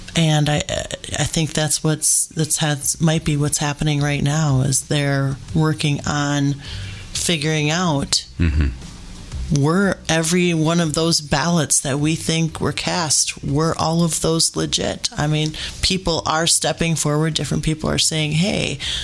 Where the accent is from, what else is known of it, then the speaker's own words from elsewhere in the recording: United States; as an American